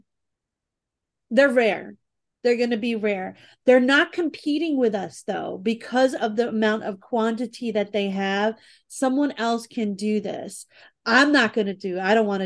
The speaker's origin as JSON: {"language": "English", "town": "New York City", "region": "New York", "country": "United States", "said": "I'm from the Bronx"}